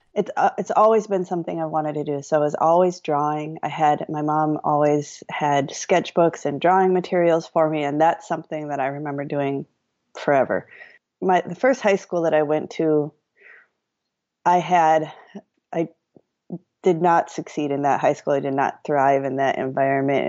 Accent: Madison, Wisconsin, United States; I grew up in Madison, Wisconsin

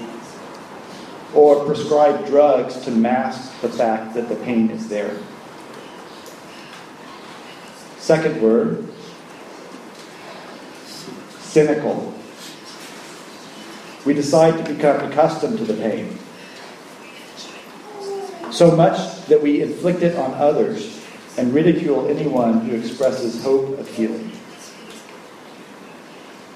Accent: United States; in America, my home country

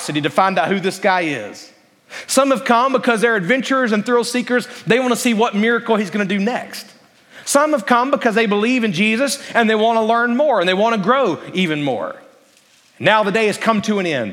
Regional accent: Alabama, United States; I grew up in Alabama

